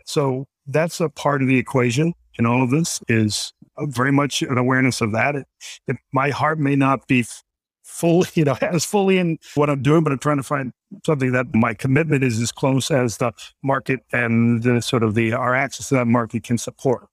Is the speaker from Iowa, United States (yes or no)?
no; Washington, District of Columbia, United States; also born or lived in New York; now in Vermont, United States; I'm originally from Washington, D C.